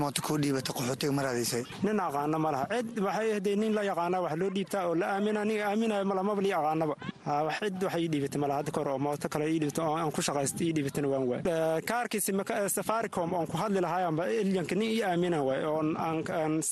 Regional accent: Somalia; moved away as an adult; waxaan ka imaaday soomaaliya bu aale eh, waxaan imaaday bisha sagaalaad

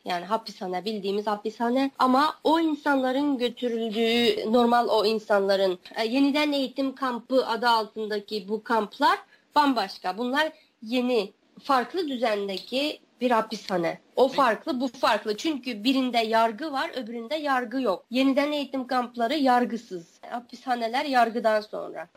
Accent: Wensu, Xinjiang, China; now in Ankara, Turkey; Benim nahiyem Aksu e, eyaletinin Onsu nahiyesi

